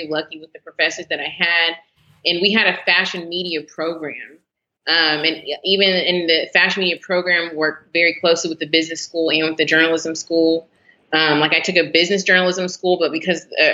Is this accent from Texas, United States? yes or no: yes; Garland, Texas, United States; Born and raised in Dallas, Texas, actually kind of Garland, Texas.